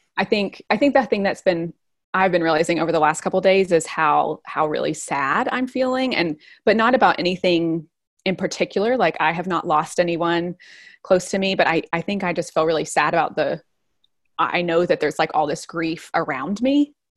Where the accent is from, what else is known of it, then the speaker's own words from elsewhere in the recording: East Tennessee, United States; moved away as an adult; also born or lived in Nashville / Guatemala; now in Brooklyn, New York, United States; I'm from a kind of small town in East Tennessee, just right near the Smoky Mountains